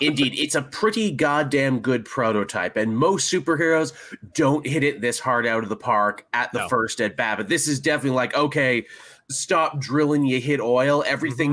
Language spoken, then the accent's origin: English; Canada